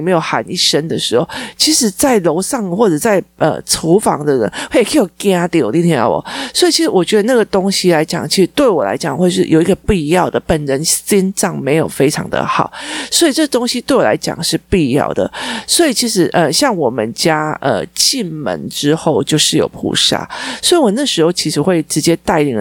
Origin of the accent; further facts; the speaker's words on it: Taichung, Taiwan; moved away; 我们，呃，是台中， 台中县人，然后后来我们到最后都各自去别的地方了，所以我们过年还是会回到我们的家乡那边去